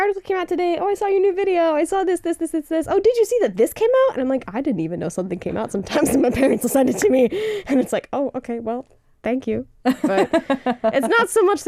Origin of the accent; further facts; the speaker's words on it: Tulsa, Oklahoma, United States; moved away as an adult; also born or lived in South Korea; born and raised in Tulsa, Oklahoma. But when I moved to Korea in 2018